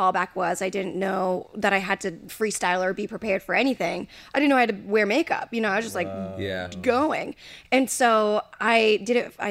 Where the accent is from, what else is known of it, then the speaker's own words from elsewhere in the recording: Jacksonville, Florida, United States; also born or lived in Miami; I'm from Florida.